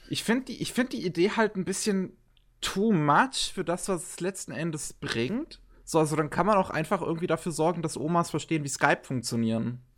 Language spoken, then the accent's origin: German; Germany; als äh, Deutsche